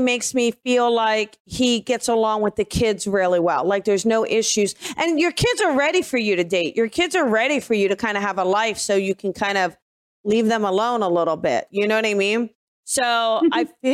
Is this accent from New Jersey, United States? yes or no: yes; New Jersey, United States; I'm from New Jersey